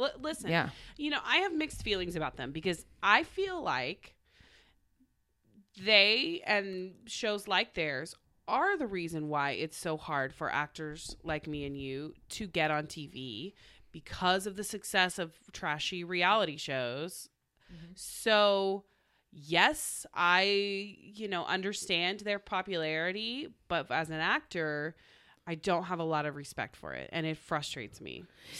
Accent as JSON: {"language": "English", "region": "Oklahoma", "country": "United States", "said": "I was from Oklahoma"}